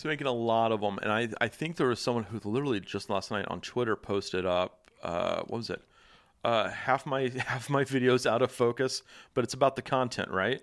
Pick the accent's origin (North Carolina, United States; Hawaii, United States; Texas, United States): Texas, United States; Dallas; moved away; I'm from Dallas